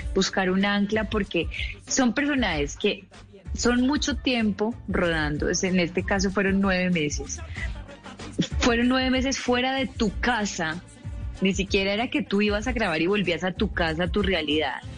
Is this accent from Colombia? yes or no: yes; Colombia; como colombiana